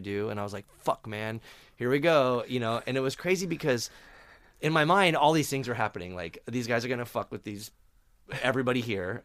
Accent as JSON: {"language": "English", "town": "Phoenix", "region": "Arizona", "country": "United States", "tie": "born or raised there", "moved": "yes", "said": "I grew up in Phoenix and it's a shitty desert"}